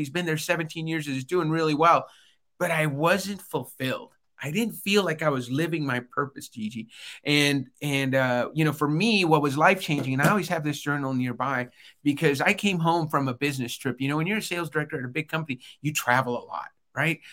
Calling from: Albuquerque, New Mexico, United States; I'm calling in today from Albuquerque, New Mexico.

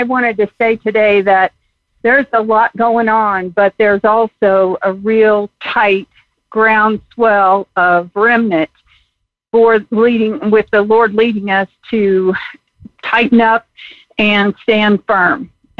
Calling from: Colorado Springs, Colorado, United States; from Colorado Springs.

